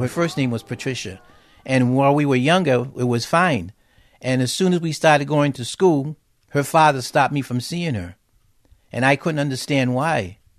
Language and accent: English; Massachusetts, United States; also born or lived in Waterbury, Connecticut; So I was born in Waterbury, but moved right away to Massachusetts.